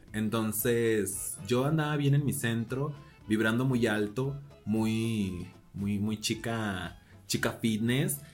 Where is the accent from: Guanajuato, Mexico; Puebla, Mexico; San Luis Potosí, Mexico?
Guanajuato, Mexico; Celaya; moved away as an adult; also born or lived in Querétaro; now in Mexico City, Mexico; yo soy una chiquilla que salió de Celaya, Guanajuato.